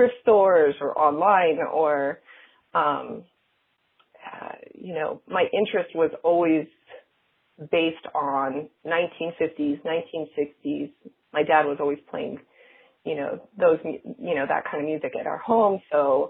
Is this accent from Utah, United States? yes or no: yes; Salt Lake City, Utah, United States; moved away as an adult; also born or lived in Los Angeles; I'm from Utah. I'm from Salt Lake City